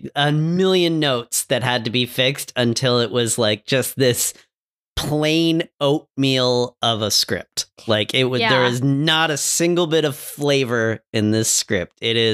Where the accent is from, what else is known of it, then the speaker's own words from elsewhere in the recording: Canada; I'm Canadian.